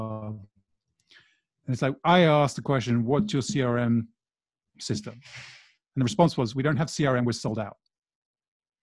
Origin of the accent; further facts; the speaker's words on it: Brazil; moved away; I grew up in Brazil